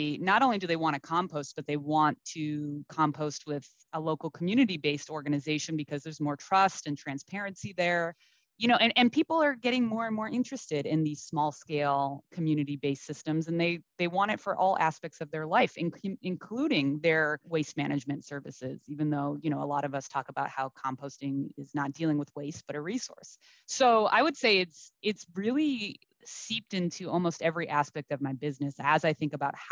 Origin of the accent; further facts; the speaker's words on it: East Coast, United States; now in Los Angeles, United States; I'm from the East Coast originally